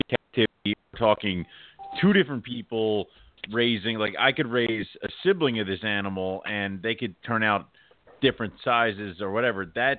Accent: Philadelphia, Pennsylvania, United States; I'm from Pennsylvania, Philadelphia area. I say water.

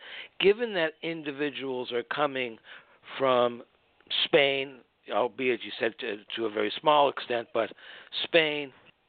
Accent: Canada; also born or lived in Israel; now in United States; having lived abroad in Israel for 13 years, growing up in Canada, going back to Canada from Israel after 13 years and having culture shock, and then moving from Canada to the United States, where I was born

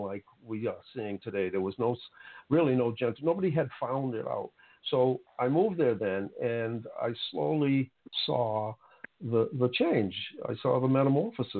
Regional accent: Boston, Massachusetts, United States; grew up in Roxbury

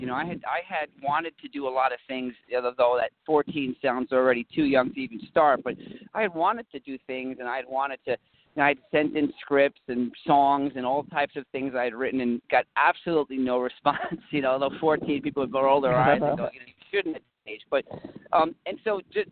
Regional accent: New York City, New York, United States; when I was a kid, I was growing up in the Lower West Side of New York

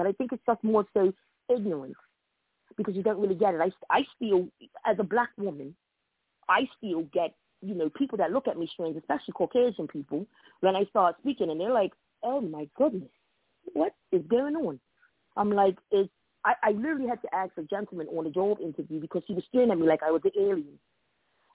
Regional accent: Bermuda; accent: Bermudian; moved away as an adult; now in Hartford, United States; I'm originally from Bermuda

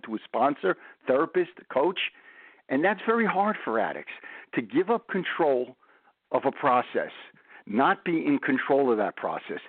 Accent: New York City, New York, United States; now in New Jersey, United States; I'm from Brooklyn

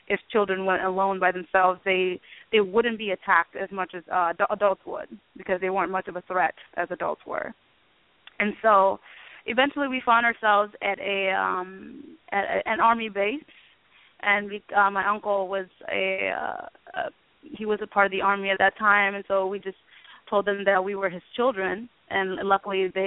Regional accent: Itang, Gambela, Ethiopia; born there; also born or lived in Sudan; I was born in Ethiopia in a refugee camp called Itang.

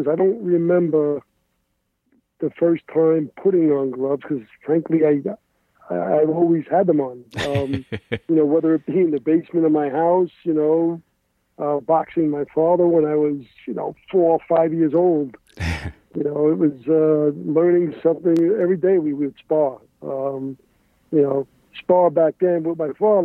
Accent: New York City, New York, United States; I grew up in the Bronx, New York, in the Morris Park section, neighborhood that I grew up in and spent my, you know, whole youth

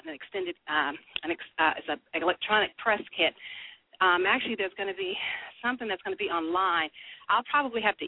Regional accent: Sacramento, California, United States; moved away; Does your audience know I'm from Sacramento?

